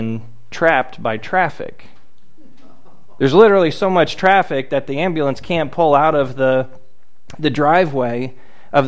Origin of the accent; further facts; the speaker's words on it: South Florida, United States; I grew up in South Florida.